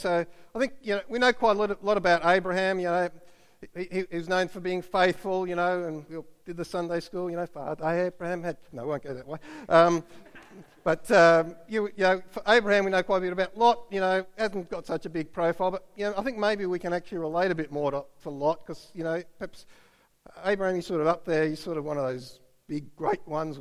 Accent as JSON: {"language": "English", "town": "Canberra", "region": "Australian Capital Territory", "country": "Australia", "tie": "born or raised there", "moved": "as an adult", "said": "I grew up in Canberra"}